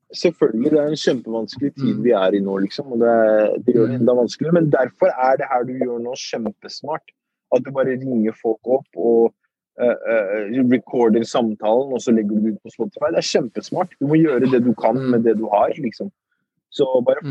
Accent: Oslo, Norway; also born or lived in Iraq; Så jeg er oppvokst i Groruddalen. På Furuset

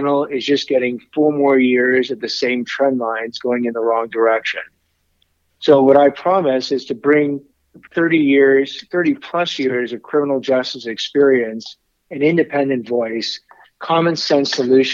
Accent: Los Angeles, California, United States; also born or lived in Washington, D.C.; growing up in Los Angeles

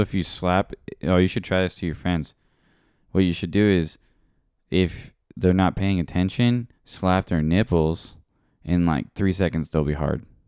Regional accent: Philippines; I'm Filipino.

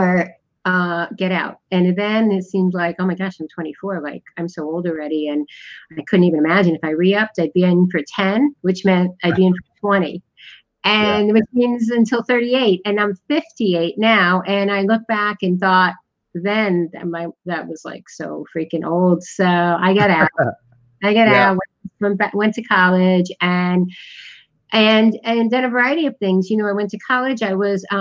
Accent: Connecticut, United States; moved away as an adult; I was born in the United States in the Northeast in Connecticut.

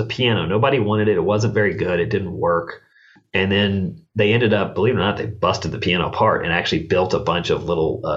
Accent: Richmond, Virginia, United States; I grew up in Richmond, Virginia.

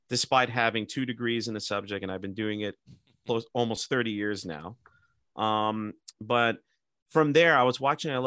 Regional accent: New Jersey, United States; first language English; I taught for a few years in my hometown in various places

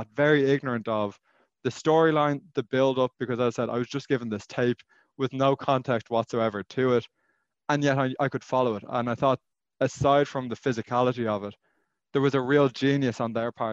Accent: Ireland; moved away as an adult; also born or lived in Austin, Texas; growing up in Ireland

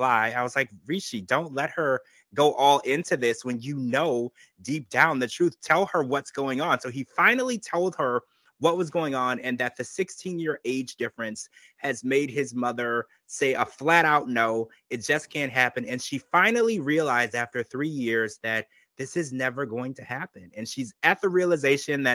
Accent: United States

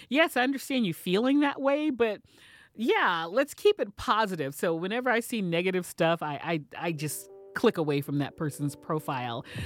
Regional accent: Texas, United States; moved away; I am originally from Texas

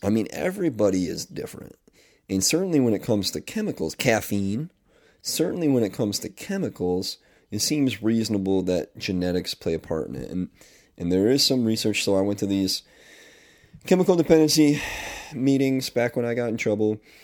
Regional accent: Northeast, United States; I am officially back in my home state, up here in the Northeast

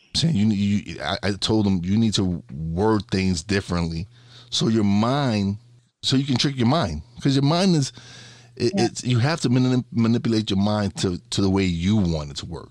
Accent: New York City, New York, United States; We we lived in one of the worst neighborhoods in Brooklyn

